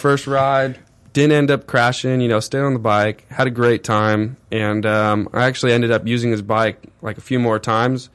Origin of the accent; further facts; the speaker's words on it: Corona, California, United States; also born or lived in Orange County, California; Lived full-time Corona, California